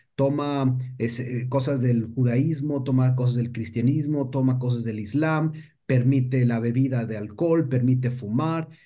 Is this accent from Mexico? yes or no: yes; Mexico; siendo mexicano